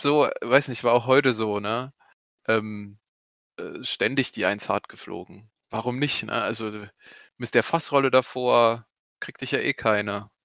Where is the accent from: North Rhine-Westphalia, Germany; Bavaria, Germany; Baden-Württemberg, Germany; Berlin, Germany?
Bavaria, Germany; Goldbach; ich komme aus Goldbach